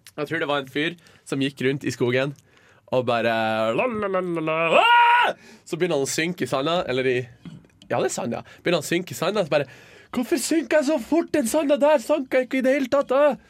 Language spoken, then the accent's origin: Norwegian; Hamarøy, Nordland, Norway; jeg er fra Hamarøy'.